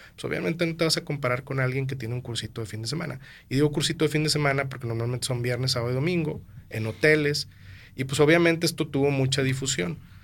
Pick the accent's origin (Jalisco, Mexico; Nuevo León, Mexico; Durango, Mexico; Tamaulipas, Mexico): Nuevo León, Mexico; Monterrey; also born or lived in Mexico City